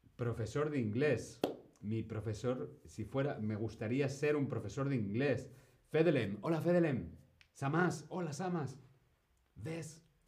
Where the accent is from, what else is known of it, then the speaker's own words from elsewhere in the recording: Spain; Yo fui al colegio en España, pero mi colegio no era un colegio español